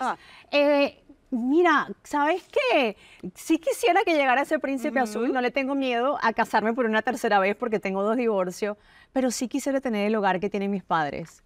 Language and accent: Spanish; Caracas, Capital District, Venezuela; moved away; yo vengo de Caracas, Venezuela, nací en un sector que se llama Quinta Crespo